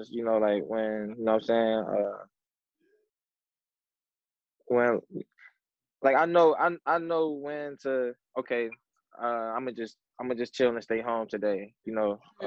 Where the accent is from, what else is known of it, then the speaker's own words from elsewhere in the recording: Cleveland, Ohio, United States; I'm from Cleveland, Ohio